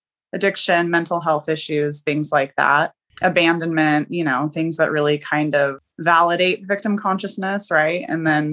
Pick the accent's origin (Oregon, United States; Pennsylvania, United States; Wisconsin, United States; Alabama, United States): Oregon, United States; I'm from Oregon.